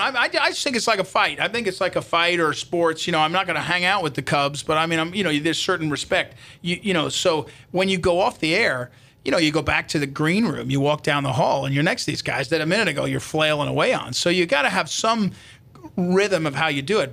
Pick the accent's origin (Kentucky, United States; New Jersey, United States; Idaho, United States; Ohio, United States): New Jersey, United States; White House Station; moved away as an adult; now in St. Louis, United States; I grew up in New Jersey